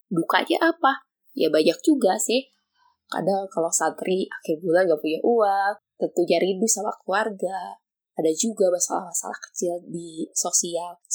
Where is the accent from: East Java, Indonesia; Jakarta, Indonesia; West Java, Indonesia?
West Java, Indonesia; Bandung; Saya berasal dari kota Bandung.